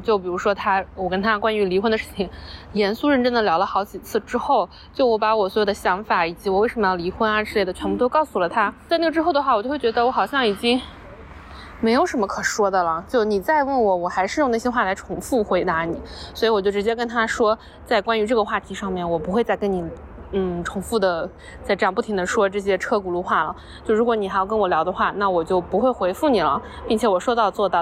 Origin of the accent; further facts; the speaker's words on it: Wenzhou, Zhejiang, China; moved away; 就我们老家那边的话，其实本来大家对于打工这件事情就不是特别的看重